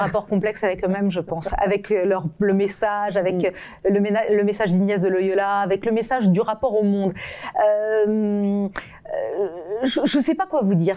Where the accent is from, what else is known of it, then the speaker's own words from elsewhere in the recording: France; je, je, suis française